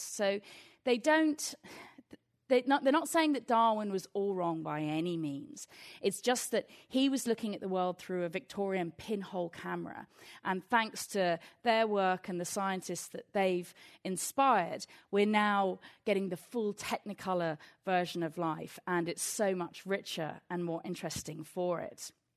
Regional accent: England, United Kingdom; I'm from England

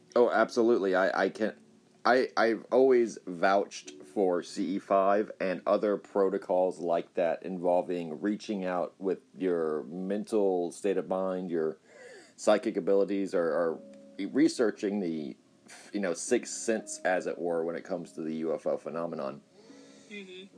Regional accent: Corpus Christi, Texas, United States; I'm from Corpus Christi

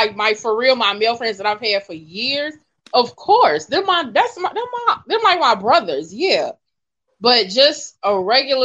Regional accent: Gary, Indiana, United States; I'm from Gary

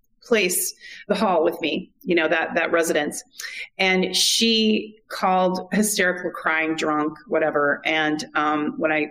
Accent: California, United States; moved away as an adult; Being a Californian

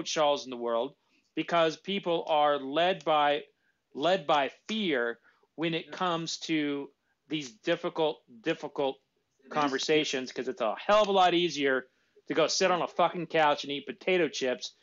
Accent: Jones, Oklahoma, United States; I grew up in a little bitty town called Jones, Oklahoma

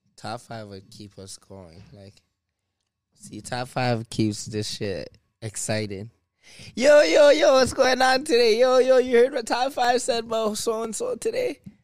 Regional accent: Toronto, Ontario, Canada; I'm from Driftwood Court

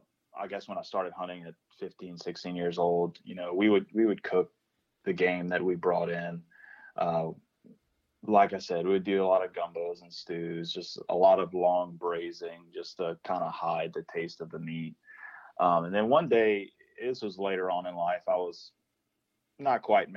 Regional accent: New Iberia, Louisiana, United States; No. So I'm from New Iberia, which is pretty far south.

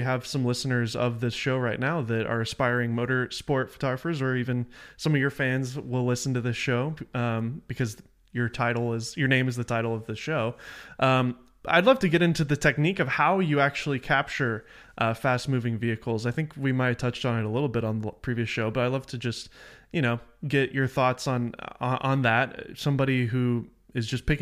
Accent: Nashville, Tennessee, United States; moved away as an adult; also born or lived in Los Angeles; I'm from Nashville

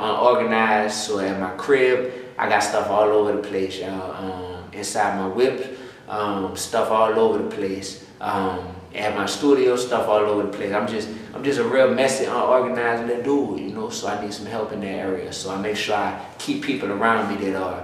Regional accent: New Orleans, Louisiana, United States; I'm born and raised in New Orleans East, right there, whole life

